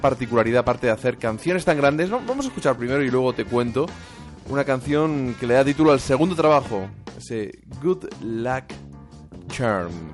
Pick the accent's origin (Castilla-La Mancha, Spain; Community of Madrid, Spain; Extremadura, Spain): Castilla-La Mancha, Spain; soy manchego